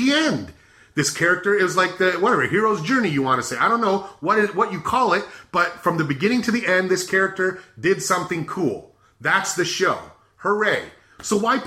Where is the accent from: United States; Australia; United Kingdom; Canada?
United States; Arizona; now in California, United States; I grew up in Arizona